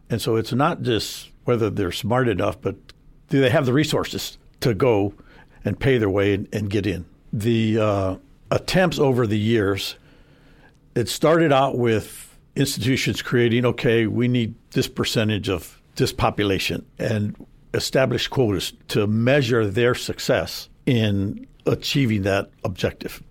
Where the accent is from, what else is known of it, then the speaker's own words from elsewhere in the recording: San Antonio, Texas, United States; I was born and raised in San Antonio. Uh, grew up on the South Side